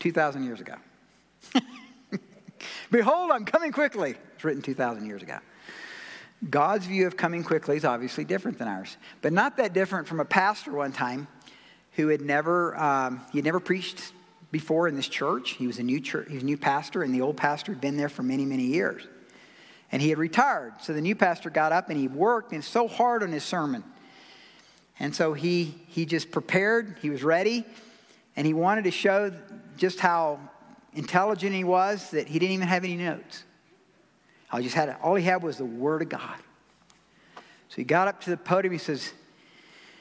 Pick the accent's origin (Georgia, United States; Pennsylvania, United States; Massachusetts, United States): Georgia, United States; I'm from Georgia